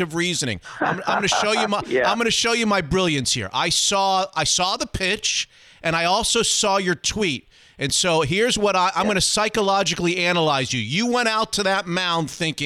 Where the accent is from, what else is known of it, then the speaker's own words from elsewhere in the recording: Miami, Florida, United States; my hometown team